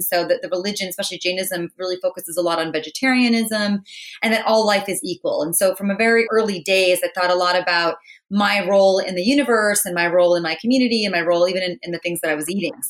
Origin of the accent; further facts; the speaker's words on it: a suburb outside of Boston, Massachusetts, United States; I grew up in Massachusetts in a suburb outside of Boston. My parents both came from India, so I was the first. My sisters and I are the first generation American born.